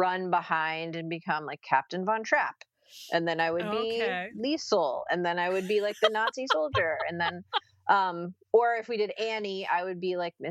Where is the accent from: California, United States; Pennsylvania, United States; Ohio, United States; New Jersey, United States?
New Jersey, United States; Princeton; growing up in Princeton, New Jersey, my parents were both from West Virginia